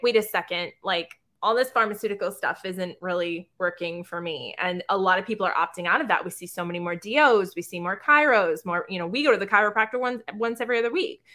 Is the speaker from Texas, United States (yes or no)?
no; South Shore, Massachusetts, United States; also born or lived in Boston; I'm from the South Shore